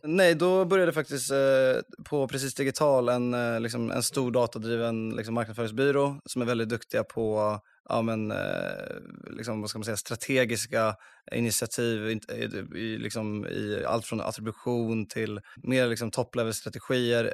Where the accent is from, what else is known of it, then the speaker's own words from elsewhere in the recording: Uppsala, Uppsala County, Sweden; moved away as an adult; also born or lived in Gothenburg; jag är från Uppsala för det första. Jag eh, flyttade till eh, Göteborg och pluggade finans på Handels där